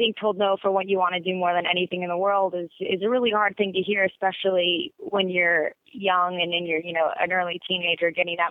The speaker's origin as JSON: {"language": "English", "town": "Sacramento", "region": "California", "country": "United States"}